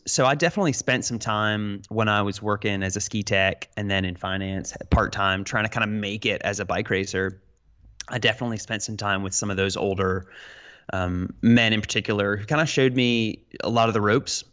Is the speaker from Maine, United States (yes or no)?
no; Roanoke, Virginia, United States; I'm from Roanoke, Virginia, little, little southwestern Virginia mountain town